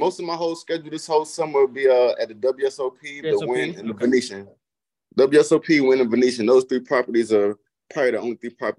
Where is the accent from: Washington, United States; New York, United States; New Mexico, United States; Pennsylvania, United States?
New York, United States; New York City; I'm from Brooklyn. I'm from Bed-Stuy.